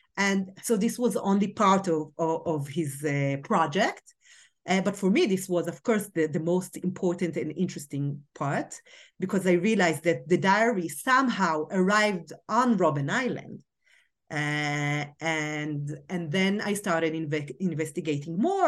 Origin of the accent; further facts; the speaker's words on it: Karmiel, Northern District, Israel; I grew up in a, a small town, uh, called Carmiel in the north, uh, part of Israel.